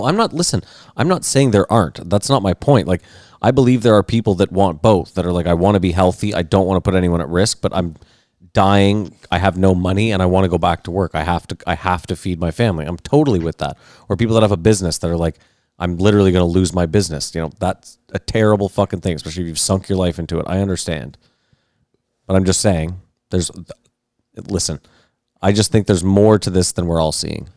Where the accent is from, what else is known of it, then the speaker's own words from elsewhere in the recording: Canada; I'm Canadian